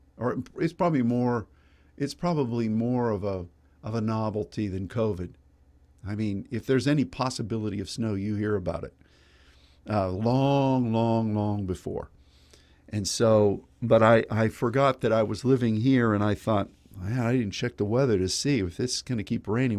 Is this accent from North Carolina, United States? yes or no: no; Pennsylvania, United States; now in Dallas, United States; my boyhood, uh, time when I grew up in Pennsylvania